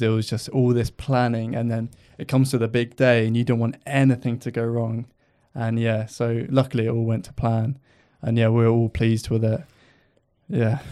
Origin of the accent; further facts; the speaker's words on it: Lymington, South East England, United Kingdom; I'm from Lymington, so not too far, but I commute from Lymington to Southampton